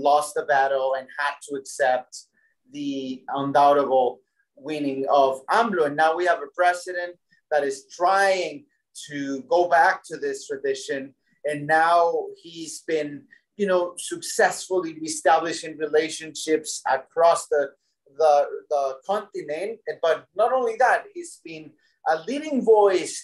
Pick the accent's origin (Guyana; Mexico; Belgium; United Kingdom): Mexico; Puebla and Mexico City; moved away as an adult; now in United States; So yes, I am Mexican, born and bred in Mexico in the state of Puebla and then Mexico City. And I've been in the U.S. for over almost 2 decades